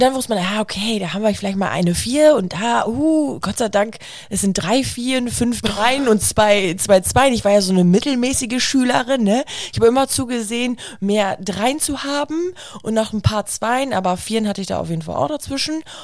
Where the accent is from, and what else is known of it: Germany